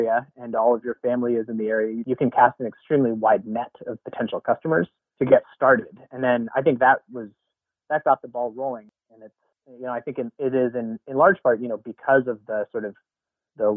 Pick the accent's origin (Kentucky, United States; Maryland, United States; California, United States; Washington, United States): Washington, United States; Seattle; also born or lived in Boston, Massachusetts; we are both from the Seattle area. I was actually born north of Boston, but Siri and I both graduated from the same high school, Garfield High School